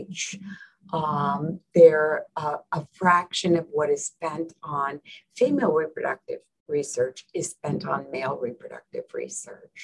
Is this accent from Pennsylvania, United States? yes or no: no; New Jersey, United States; moved away; I grew up in New Jersey